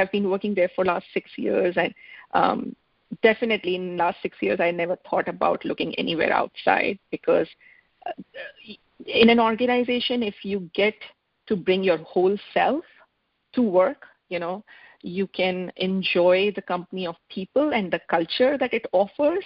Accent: India; moved away as an adult; now in Seattle, United States; I am from India, but I moved to United States almost 21 years back.

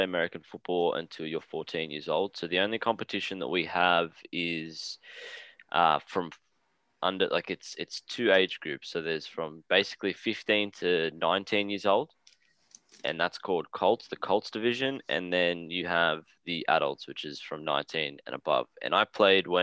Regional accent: Australia; accent: Australian; if you don't hear my accent, it means because I'm Australian

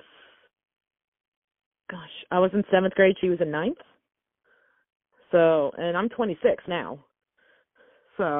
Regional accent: North Georgia, United States; up in North Georgia, there's not a whole lot of fancy things. I think the fanciest thing we have in my hometown

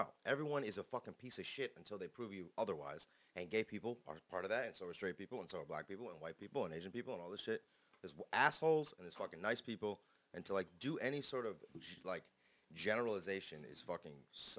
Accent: Canada; and I'm Canadian, and I have a long head.

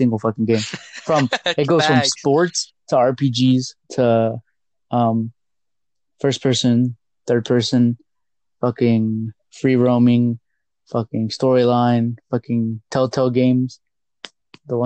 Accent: 828 North Carolina, United States; also born or lived in Chicago, Illinois; I'm from the 828 North Carolina

